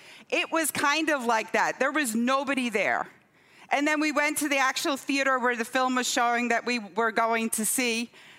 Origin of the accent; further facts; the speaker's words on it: Scotland, United Kingdom; moved away as an adult; also born or lived in Durham; I was born on your side of the Atlantic. I was born in Durham. Okay, when I was four, my parents moved up to the northeast of Scotland to a tiny village there.